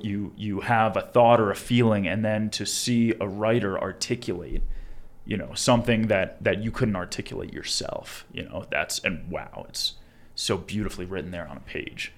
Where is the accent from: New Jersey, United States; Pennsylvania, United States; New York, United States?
New York, United States; Long Island; moved away as an adult; now in Colorado, United States; I'm from Long Island, New York, originally, born and raised